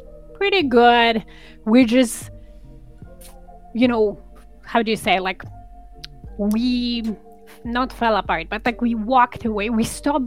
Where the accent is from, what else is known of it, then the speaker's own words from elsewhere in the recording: Poland; now in Canada; so I'm an immigrant to Canada, and I come from Poland.